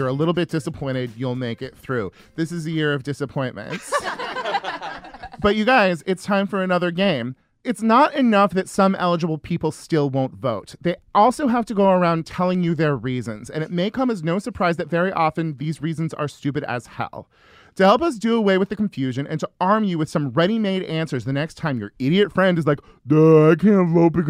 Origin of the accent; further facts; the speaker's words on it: Northern California, United States; I'm from Northern California.